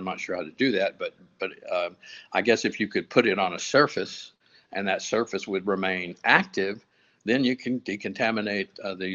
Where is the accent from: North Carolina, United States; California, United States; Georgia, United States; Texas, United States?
Texas, United States; West; I grew up on ranches and farms out in the oil fields of Deep West Texas